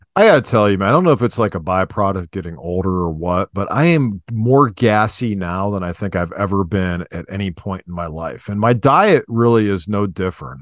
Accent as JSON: {"language": "English", "town": "Cuyahoga Falls", "region": "Ohio", "country": "United States", "tie": "born or raised there", "also_born_or_lived": "Akron, Ohio", "said": "I grew up in Cauga Falls too"}